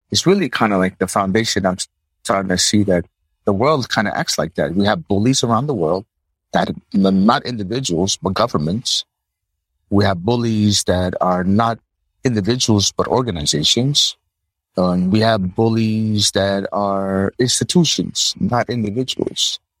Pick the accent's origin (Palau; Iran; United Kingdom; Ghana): Palau; born there; also born or lived in United States; I was born in Palau, living in the West Coast, living in the East Coast of the US, come back to Palau.